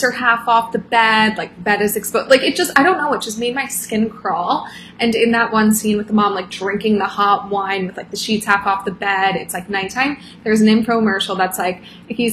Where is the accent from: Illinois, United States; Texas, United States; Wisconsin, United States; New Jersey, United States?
New Jersey, United States; Atlantic City; growing up in Atlantic City